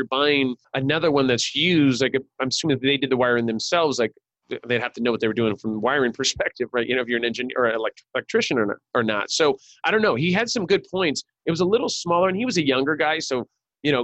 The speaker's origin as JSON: {"language": "English", "region": "California", "country": "United States", "also_born_or_lived": "Richfield, Utah", "said": "I was born there."}